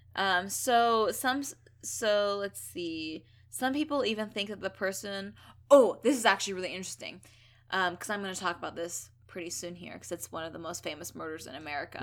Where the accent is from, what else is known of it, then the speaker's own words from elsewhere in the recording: Thousand Oaks, California, United States; my hometown of Thousand Oaks, California